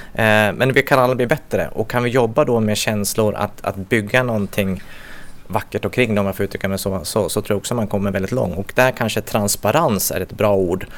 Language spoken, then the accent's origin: Swedish; Gävle, Gävleborg County, Sweden; född och uppvuxen i Gävle